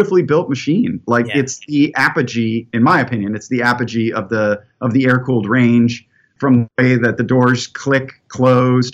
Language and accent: English; Midwest, United States; moved away; also born or lived in Los Angeles, California; As a Midwesterner who lived in Los Angeles